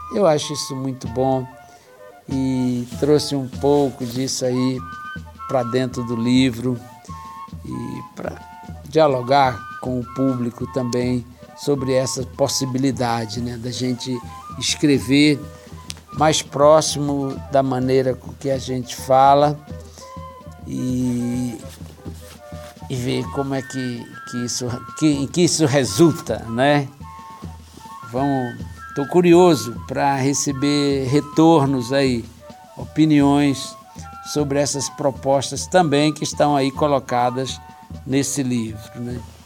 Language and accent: Portuguese; Brasília, Federal District, Brazil; eu nasci aqui na, em Brasília, né? Eu, na Cidade Livre, que hoje se chama Núcleo Bandeirante, e vivi minha vida toda aqui, Taguatinga, Ceilândia